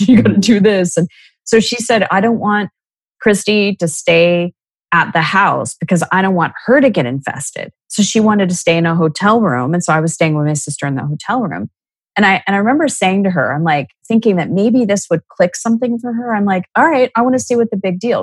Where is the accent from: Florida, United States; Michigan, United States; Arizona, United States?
Arizona, United States; Scottsdale; I was born and raised in Scottsdale, Arizona